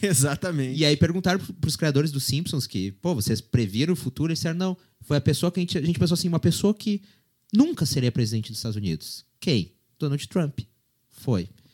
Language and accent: Portuguese; Brazil; Eu, como brasileiro